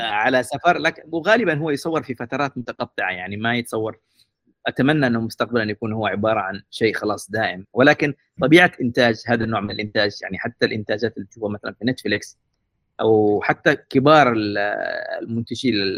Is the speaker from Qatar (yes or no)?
no; Aden, Yemen; moved away; also born or lived in Mukalla; عدن لان هي المدينه اللي ولدت فيها تربيت فيها يعني انا ابن عدن ابن كريتر تحديدا